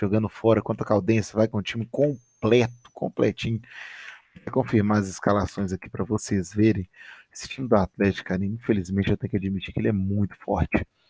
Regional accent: Minas Gerais, Brazil; Campeonato Mineiro, Campeonato da minha terrinha aqui

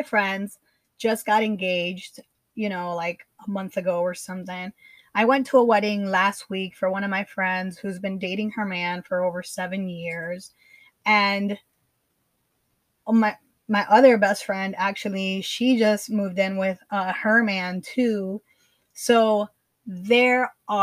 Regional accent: Miami, Florida, United States; also born or lived in Nicaragua; I was born in Miami. I grew up here, even though I did spend a lot of my time in Nicaragua

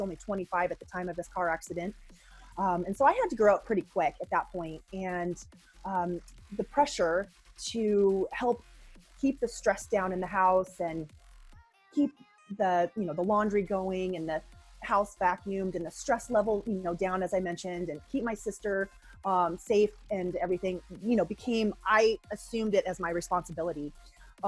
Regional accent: Boulder, Colorado, United States; I was born in 1975 in Boulder, Colorado.

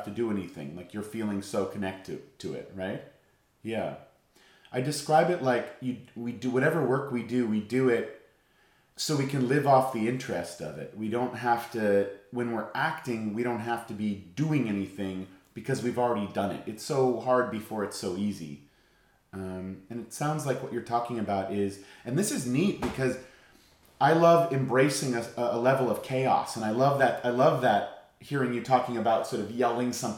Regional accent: Boston, Massachusetts, United States; now in Los Angeles, United States; I grew up in Boston

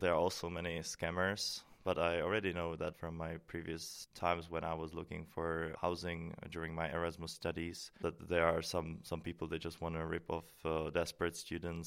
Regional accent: Prague, Czechia; moved away as an adult; now in Maastricht, Netherlands; I come from Czech Republic, from Prague

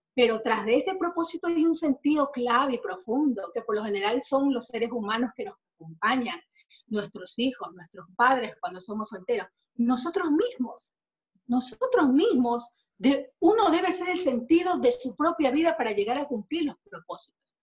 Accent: Ecuador; acá en mi país, Ecuador

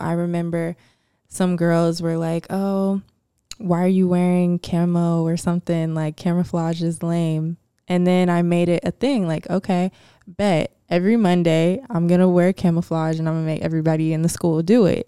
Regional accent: Atlanta, Georgia, United States; I'm from Atlanta.

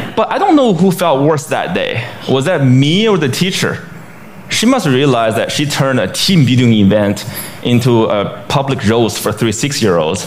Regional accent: Beijing, China; my hometown, Beijing, China

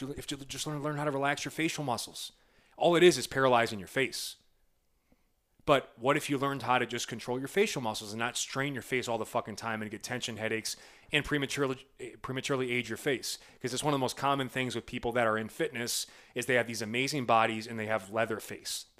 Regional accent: Midwest, United States; I'm from the Midwest

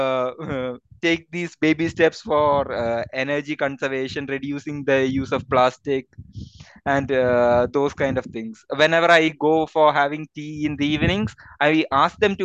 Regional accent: Kollam, Kerala, India; also born or lived in Gujarat; now in Bangalore, India; I grew up in the city of Kollam, which has a lot of this colonial influences

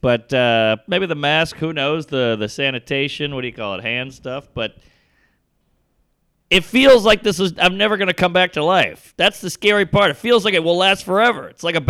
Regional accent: United States; I'm an American.

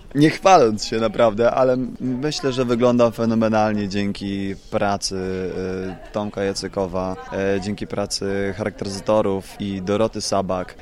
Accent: Jarocin, Greater Poland, Poland; urodziłem się w Jarocinie e, i mieszkałem 500 metrów od amfiteatru

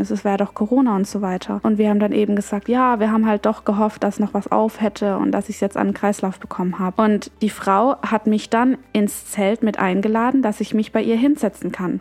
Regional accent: Germany; Ich bin in Deutschland aufgewachsen, geboren und bin das deutsche Dasein und das deutsche Verhalten gewöhnt.

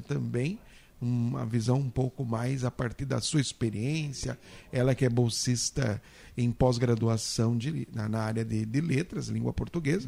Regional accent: Mato Grosso, Brazil; sou de Mato Grosso

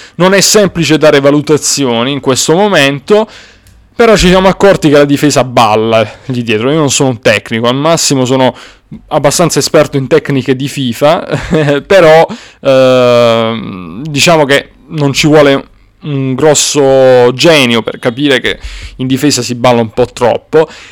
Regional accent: Apulia, Italy; non sono barese come avrete notato, però va bene. Sono pugliese comunque

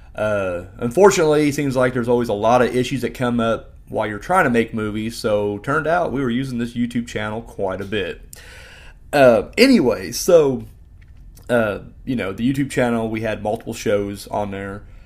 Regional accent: Bedford, Indiana, United States; I'm from Bedford, Indiana

